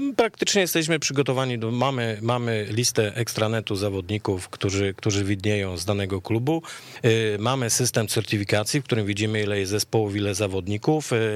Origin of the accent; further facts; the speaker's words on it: Lesser Poland, Poland; ja jestem z Małopolski